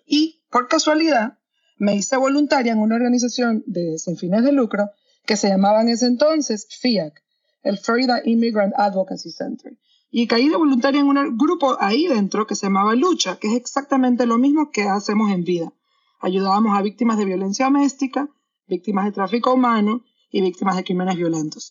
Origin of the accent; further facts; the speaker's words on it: Panama; moved away as an adult; also born or lived in London / New York; now in Miami, United States; yo soy de Panamá, eh, soy abogada en Panamá y en Estados Unidos